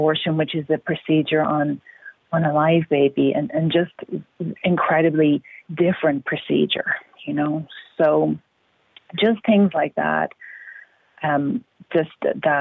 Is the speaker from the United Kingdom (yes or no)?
no; Ireland; moved away as an adult; now in United States; I grew up in Ireland where there was no abortion until after I left